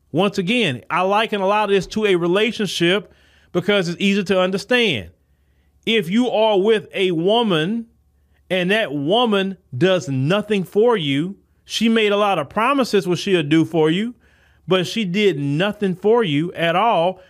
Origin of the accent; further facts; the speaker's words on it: Port Arthur, Texas, United States; I'm coming from Port Arthur. I'm not talking about a Houston or a Dallas or something like that. I'm talking about a s, Port Arthur, Texas, small like